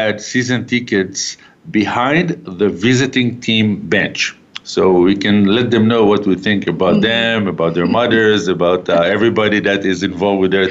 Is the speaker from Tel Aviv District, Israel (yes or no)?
no; Haifa, Haifa District, Israel; moved away as an adult; now in Calgary, Canada; So I grew up in Israel. I was born in a city called Haifa